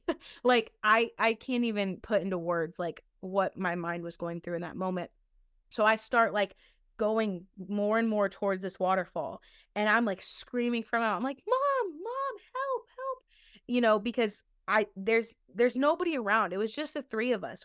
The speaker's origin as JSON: {"language": "English", "region": "Ohio", "country": "United States", "tie": "born or raised there", "said": "when we were growing up in Ohio"}